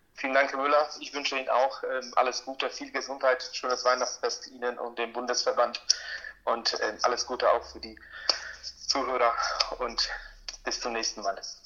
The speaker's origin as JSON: {"language": "German", "country": "Poland", "tie": "born or raised there", "moved": "yes", "lives_now": "Germany", "said": "ich bin auch in Polen geboren"}